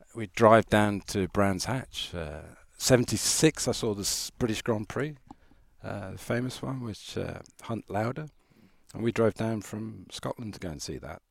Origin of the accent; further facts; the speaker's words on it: Ireland; moved away; also born or lived in South Africa; I'm Irish